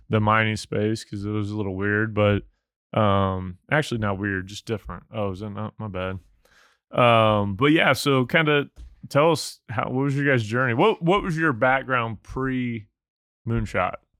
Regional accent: Missouri, United States; I'm from Missouri

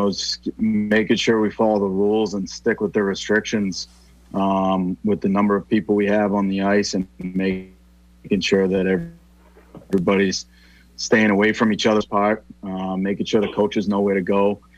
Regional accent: Weymouth, Massachusetts, United States; I'm a Weymouth guy

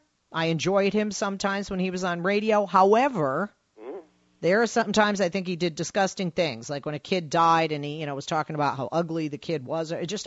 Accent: United States; also born or lived in Los Angeles; We are American, okay? And I live in Los Angeles, not far from Hollywood.

